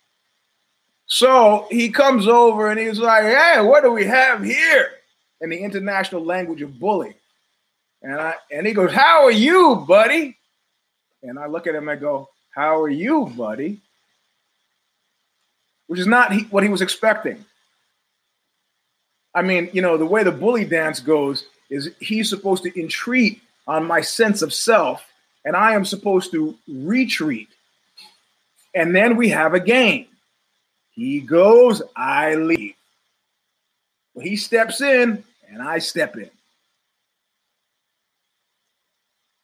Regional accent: New York, United States; now in Northern California, United States; I'm originally from New York

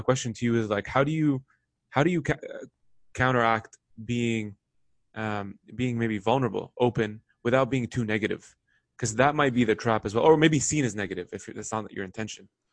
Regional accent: Lebanon; now in North America; I grew up in the Middle East. I, I was born in Lebanon.

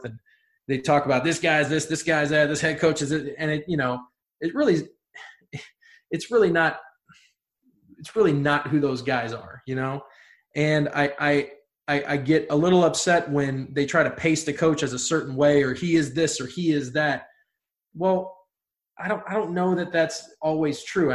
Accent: Ohio, United States; I'm from Ohio

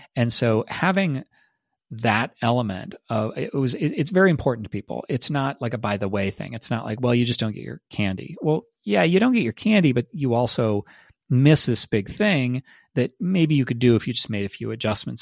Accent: Ohio, United States; also born or lived in Austin, Texas; now in Texas, United States; The main place that I grew up in Ohio

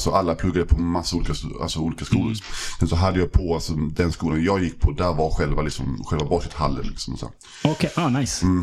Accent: Malmö, Skåne, Sweden; Jag växte upp i, alltså i, i Malmö, mm. en, i en förort som heter Limhamn. Precis vid, vid alltså vattnet, så västra, mm. eh, västra Malmö.

